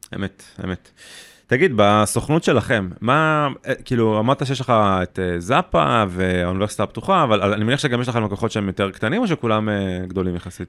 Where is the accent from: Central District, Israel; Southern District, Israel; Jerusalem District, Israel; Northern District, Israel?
Southern District, Israel; Beersheba; גם אני מבאר שבע